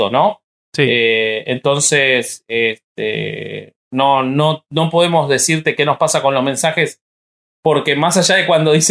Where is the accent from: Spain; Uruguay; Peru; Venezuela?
Uruguay; No, yo soy uruguayo.